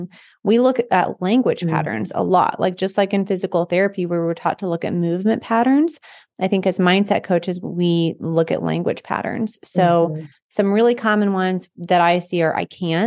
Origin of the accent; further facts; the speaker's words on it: North Platte, Nebraska, United States; I grew up in North Platte, Nebraska, so it's a mm-hmm. big railroad town.